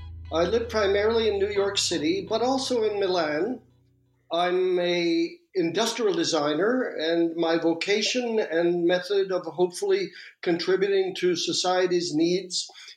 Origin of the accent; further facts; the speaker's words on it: Malmö, Skåne, Sweden; born there; I was born in Malmo, at the southern tip of Sweden. That's across from Copenhagen